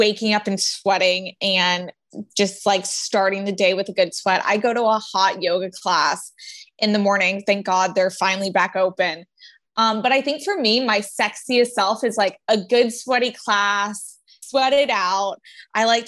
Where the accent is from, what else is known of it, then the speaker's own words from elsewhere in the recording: Florida, United States; I grew up in Florida